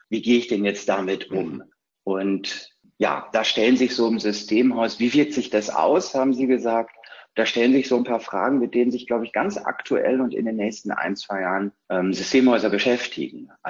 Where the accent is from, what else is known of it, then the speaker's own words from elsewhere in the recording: North Rhine-Westphalia, Germany; In Hashtags äh, ordne ich mich ein als Ostwestfale, neugierig, verliert ungern, und ist schon lange dabei.